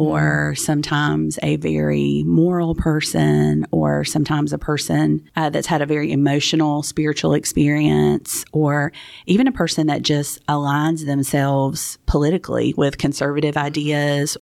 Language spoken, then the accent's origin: English; South Georgia, United States; growing up in South Georgia